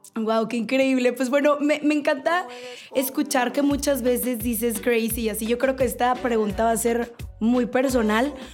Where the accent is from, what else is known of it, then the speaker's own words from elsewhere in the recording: Mexico; un paisano mío, con el Karim León